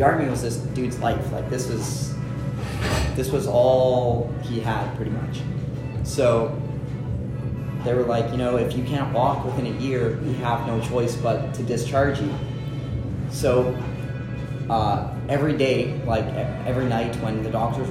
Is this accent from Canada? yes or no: yes; Canada; we're Canadian, not American